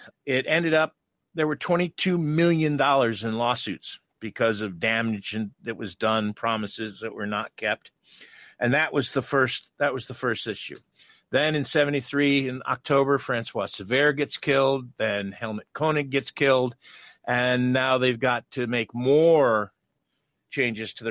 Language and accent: English; Watkins Glen, New York, United States; Watkins Glen, which is my hometown